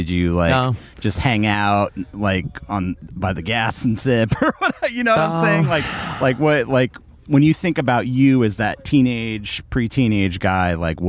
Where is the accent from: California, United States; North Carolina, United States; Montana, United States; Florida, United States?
California, United States; lower LA beach area, Southern; also born or lived in North County, San Diego; Like, I grew up in Southern California in the lower LA Beach area.